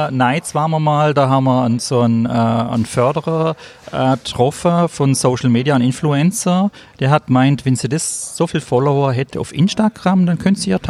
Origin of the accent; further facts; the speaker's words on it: Kirchheim unter Teck, Baden-Württemberg, Germany; Äh, ich bin 51 Jahre alt, ich bin aus Kirchheim unter Tech, das ist bei Stuttgart.